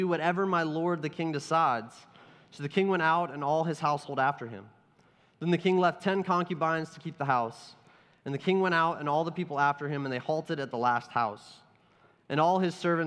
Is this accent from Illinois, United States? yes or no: no; Ohio, United States; growing up in Ohio